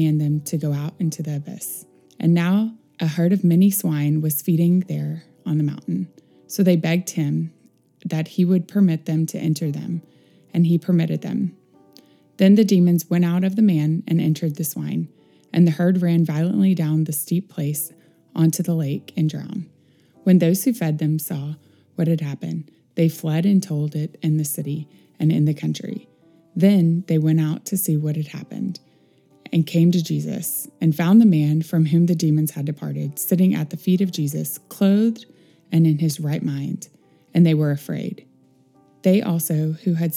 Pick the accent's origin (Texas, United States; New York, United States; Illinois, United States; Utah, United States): Texas, United States; Northeast; moved away; We grew up in Northeast Texas. In a rural part of the state